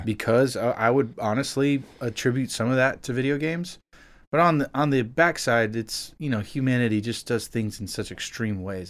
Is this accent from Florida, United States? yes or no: yes; Miami, Florida, United States; moved away as an adult; now in Nashville, United States; I'm originally from South Florida. I was born and raised in Miami, actual Miami